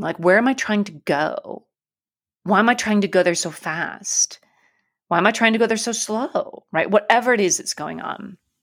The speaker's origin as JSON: {"language": "English", "region": "Alaska", "country": "United States", "tie": "born or raised there", "said": "I grew up in Alaska"}